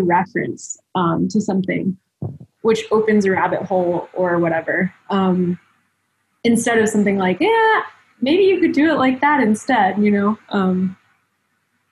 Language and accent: English; Florida, United States; also born or lived in Taiwan / London / Providence; now in Denver, United States; I grew up in Florida